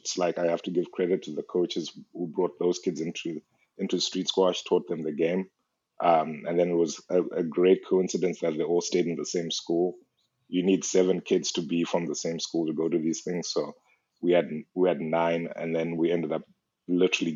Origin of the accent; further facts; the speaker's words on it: Zimbabwe; moved away as an adult; I'm from Zimbabwe